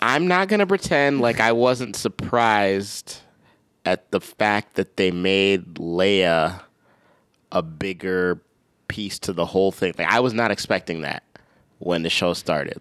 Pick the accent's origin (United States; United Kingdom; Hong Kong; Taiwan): United States; Minnesota; moved away; also born or lived in Michigan; I'm from Minnesota, I went to Michigan